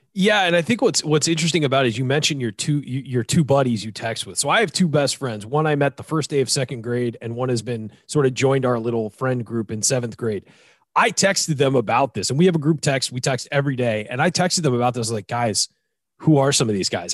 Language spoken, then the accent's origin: English; Southern California, United States; Me coming out of Southern California